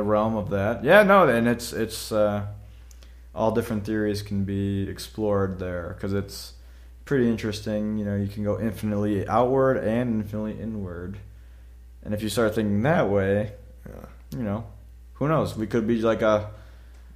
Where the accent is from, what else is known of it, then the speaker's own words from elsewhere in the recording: United States; we're American